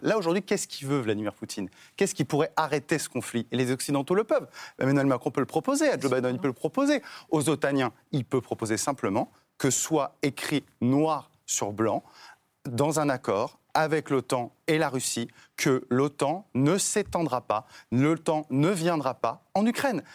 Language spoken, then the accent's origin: French; France; ce qui m'intéresse en tant que Français